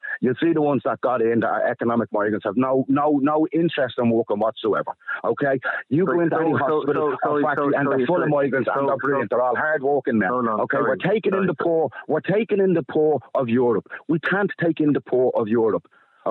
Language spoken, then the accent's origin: English; Ireland; We're Irish. This is ours. This is where we live.